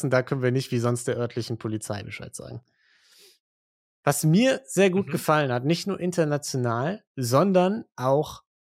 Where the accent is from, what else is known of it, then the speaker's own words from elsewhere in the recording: Western Hungary, Hungary; moved away; Ich bin in Westungarn aufgewachsen, circa 20 Kilometer von der österreichischen Grenze. In den 90er Jahren.